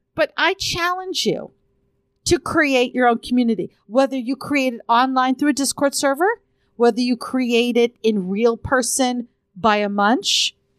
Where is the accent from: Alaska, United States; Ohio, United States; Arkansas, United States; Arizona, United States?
Arizona, United States; I'm from Arizona